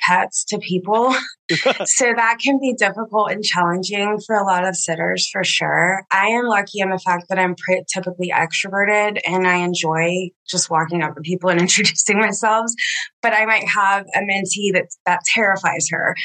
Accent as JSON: {"language": "English", "town": "Tallahassee", "region": "Florida", "country": "United States", "moved": "as an adult", "said": "I'm from Tallahassee and moved back after grad school"}